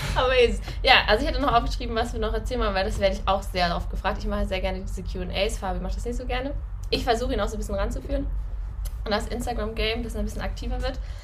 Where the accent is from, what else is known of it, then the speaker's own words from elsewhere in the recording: Northern Germany, Germany; accent: Hochdeutsch; moved away as an adult; now in Austria; ich komme ja aus Norddeutschland, also Hochdeutsch